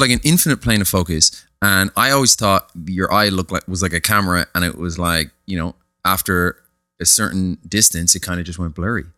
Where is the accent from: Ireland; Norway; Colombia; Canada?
Ireland; Dublin, Leinster; I was brought up in a place called, uh, Papintree in Ballymun